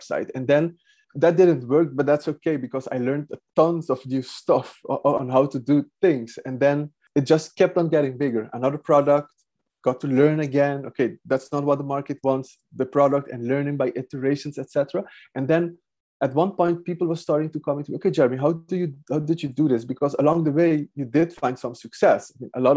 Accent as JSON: {"language": "English", "country": "Aruba", "moved": "as an adult", "lives_now": "Netherlands", "said": "I'm from Aruba. I went to the Netherlands, that's like 23 years ago, to study environmental science"}